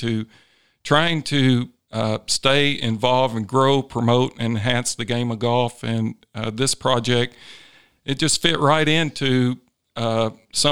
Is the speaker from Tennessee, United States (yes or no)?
yes; Tennessee, United States; now in Arizona, United States; It's in my home state